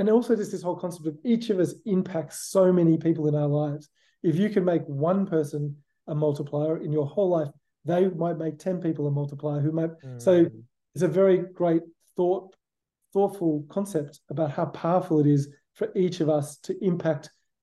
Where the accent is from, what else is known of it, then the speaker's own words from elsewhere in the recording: Sydney, New South Wales, Australia; now in San Diego, United States; I'm from Sydney. I was born in Sydney. I grew up in Sydney, in Australia.